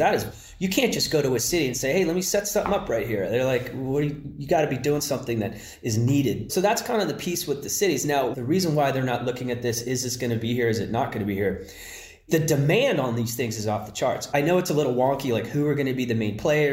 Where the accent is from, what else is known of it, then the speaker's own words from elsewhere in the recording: Palo Alto, California, United States; I'm from Palo Alto originally